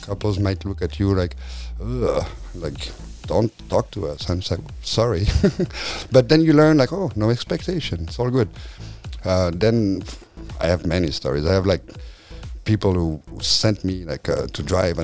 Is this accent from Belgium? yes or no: yes; Belgium; moved away as an adult; now in California, United States; I'm from Belgium. My mother's French. My father's Belgian.